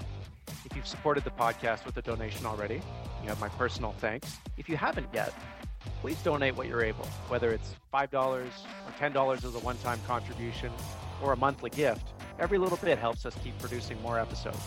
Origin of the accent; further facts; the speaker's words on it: Vancouver, British Columbia, Canada; my hometown of Vancouver